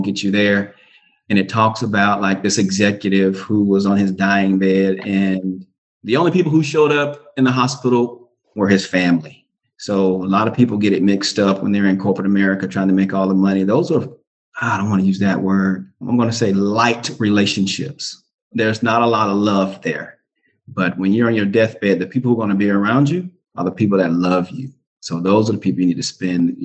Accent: Clearwater, Florida, United States; moved away; I grew up in Clearwater, Florida. We had two public housing complexes. We lived in both of them

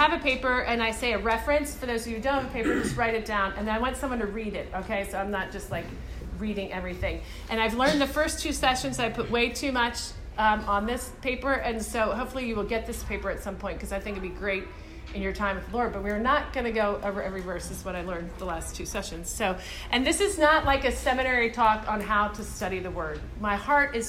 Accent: Philadelphia, Pennsylvania, United States; now in Charlottesville, United States; I'm from Philadelphia, so I tend to talk fast

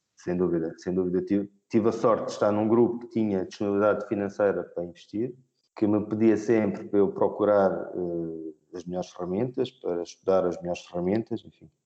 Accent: Albufeira, Algarve, Portugal; moved away as an adult; also born or lived in Madrid; eu sou de Albufeira e sou algarvio

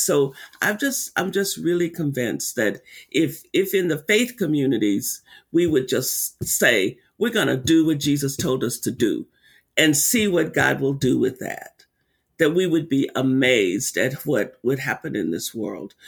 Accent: Arkansas, United States; when I was a little girl growing up in Arkansas, living on a sharecropping farm

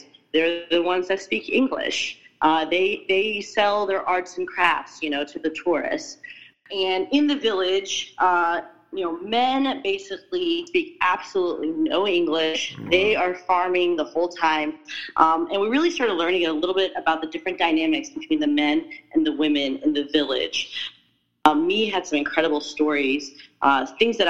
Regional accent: United States; as an American, as a Westerner

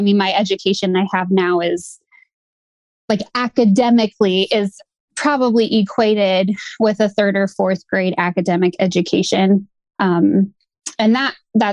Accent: Midwest, United States; I grew up in the Midwest

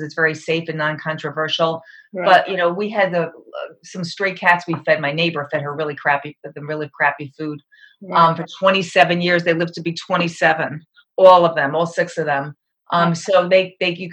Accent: Long Island, New York, United States; moved away as an adult; also born or lived in Perugia, Italy; I'm from New York, Long Island area.

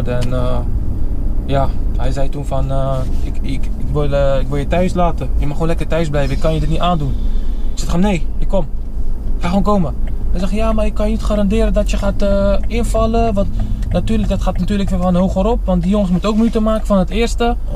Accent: Netherlands; moved away as an adult; 24 jaar ben ik pas weg uit Nederland.

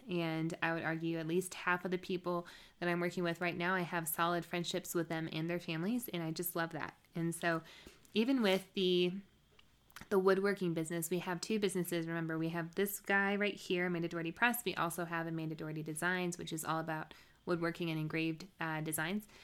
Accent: the South, United States; I'm from the South

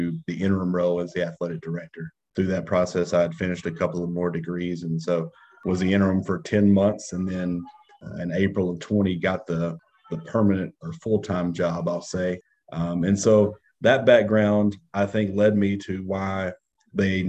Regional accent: Arkansas, United States; moved away as an adult; now in Alabama, United States; I'm from Arkansas and of course now working in Alabama.

